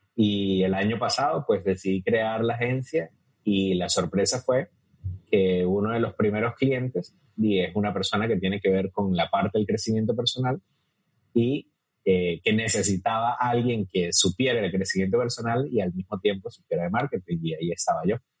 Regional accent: Venezuela; moved away as an adult; now in Costa Rica; soy venezolano

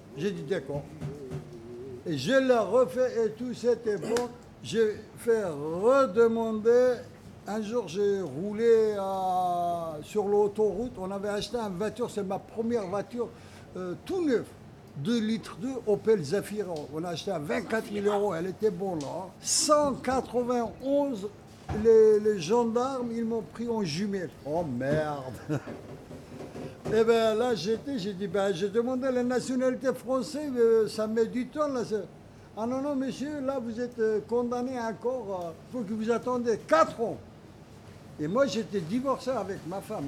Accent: Kurdistan, Turkey; French is a second language; moved away; nous, on est des Kurdes, on n'a droit à rien du tout en Turquie

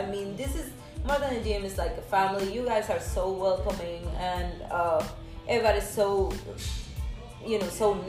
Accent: Camagüey, Cuba; also born or lived in Kansas; now in Lake Charles, United States; We're from Camagüey, which is like in the middle

